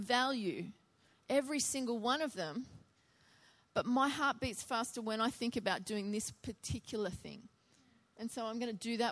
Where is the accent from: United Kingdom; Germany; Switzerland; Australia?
Australia; Biloela, Queensland; my hometown of Biloela